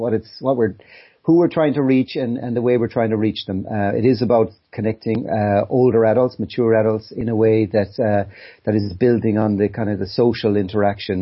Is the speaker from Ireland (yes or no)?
yes; County Kerry, Munster, Ireland; now in Dublin, Ireland; I'm from Kerry, Clonmel, County Kerry, and I built a house there about 5 years ago in a bit of land that my dad gave me